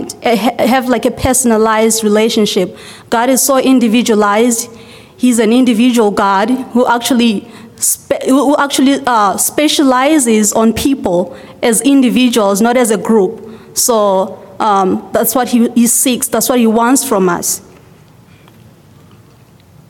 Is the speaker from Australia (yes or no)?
no; Zimbabwe; moved away; I was born and raised in Zimbabwe, which is in the southern part of Africa.